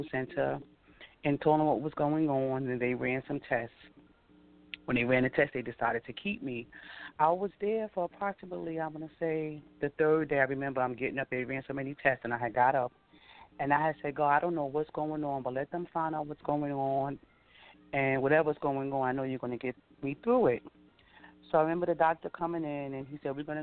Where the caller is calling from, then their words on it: Hempstead, New York, United States; I'm calling from Hempstead, New York